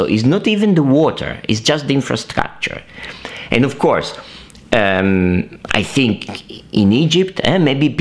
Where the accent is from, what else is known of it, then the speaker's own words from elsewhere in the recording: Italy; I'm Italian, I was raised in Italy, I went to primary school in Italy